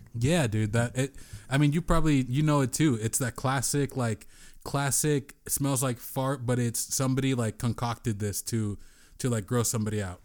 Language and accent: English; San Diego, California, United States; I grew up in San Diego